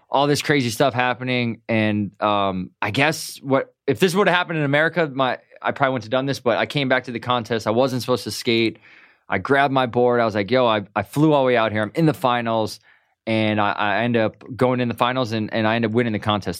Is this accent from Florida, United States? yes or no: no; Milwaukee, Wisconsin, United States; moved away as an adult; now in Southern California, United States; I'm from Milwaukee